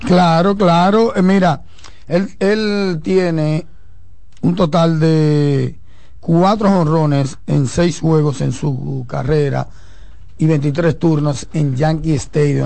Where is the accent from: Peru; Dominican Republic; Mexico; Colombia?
Dominican Republic; como dominicano